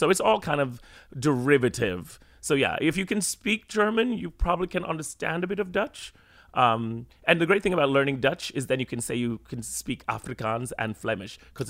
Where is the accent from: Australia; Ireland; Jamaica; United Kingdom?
Jamaica; now in New York City, United States; growing up in Jamaica and then moving here and then speaking British English sometimes in Jamaica and then Jamaican English, obviously, with my friends and in school, and then moving here and then I was like, okay, no one's understanding what I'm saying, so I had to then speak American.